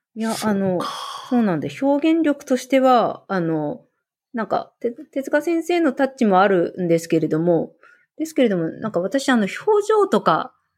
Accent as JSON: {"language": "Japanese", "region": "Hokkaido", "country": "Japan", "said": "北海道民"}